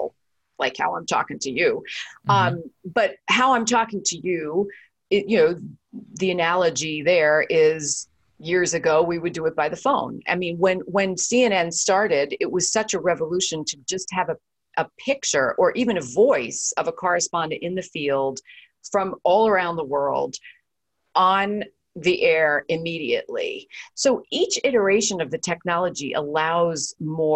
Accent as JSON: {"language": "English", "region": "New York", "country": "United States", "tie": "born or raised there", "said": "when I was a kid growing up in New York"}